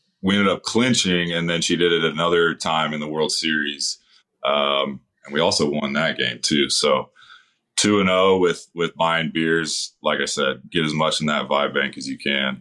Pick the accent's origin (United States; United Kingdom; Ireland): United States; Northern California; growing up in Northern California